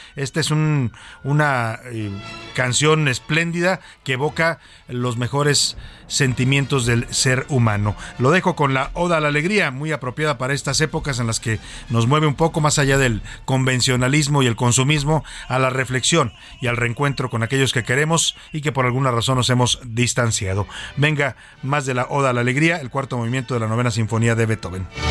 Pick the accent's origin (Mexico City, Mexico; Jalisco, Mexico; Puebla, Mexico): Jalisco, Mexico; es mi tierra